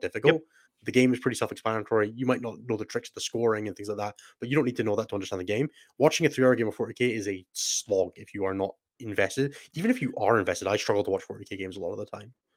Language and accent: English; Scotland, United Kingdom; also born or lived in Germany; I'm so Scottish